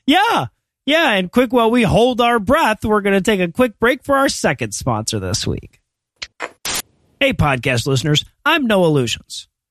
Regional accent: United States; as an American

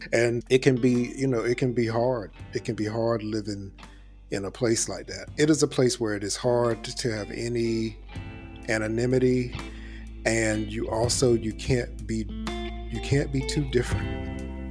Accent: Elizabeth City, North Carolina, United States; moved away; I grew up in Elizabeth City, North Carolina

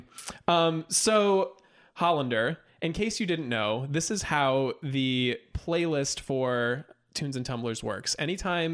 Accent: Napa Valley, California, United States; my hometown of Napa Valley

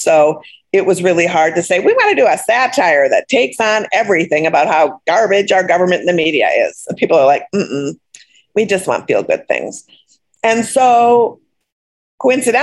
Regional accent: Minneapolis, Minnesota, United States; I grew up in Minneapolis

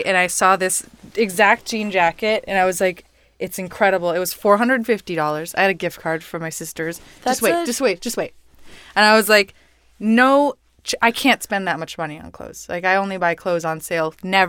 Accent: Mexico; first language Spanish; English is a second language; I'm Mexican.

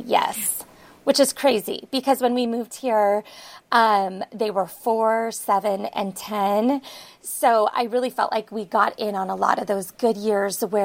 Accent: San Francisco Bay Area, California, United States; now in Seattle area, United States; I grew up in the San Francisco Bay Area

